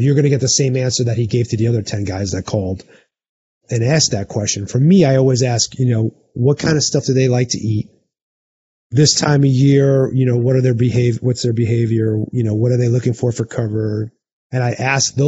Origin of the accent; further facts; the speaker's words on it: Arizona, United States; in my home state, if I draw an elk tag here in Arizona